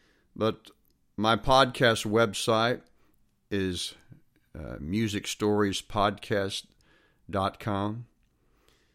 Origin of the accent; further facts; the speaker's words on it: Texas, United States; I myself am a native Texan